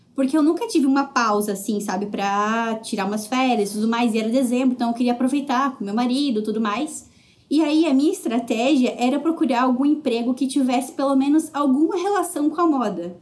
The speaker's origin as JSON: {"language": "Portuguese", "town": "Joinville", "region": "Santa Catarina", "country": "Brazil", "also_born_or_lived": "Jaraguá do Sul, Brazil / São Paulo, Brazil / Hamilton, Canada", "moved": "as an adult", "lives_now": "Toronto, Canada", "said": "na realidade eu sou de Joinville"}